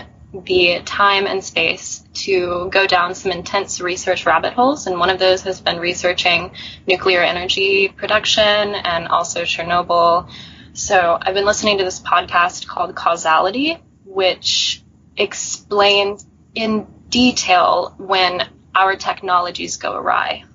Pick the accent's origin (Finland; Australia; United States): United States; Mississippi; now in Oklahoma, United States; I was born and raised in Mississippi, but my father's family is from Oklahoma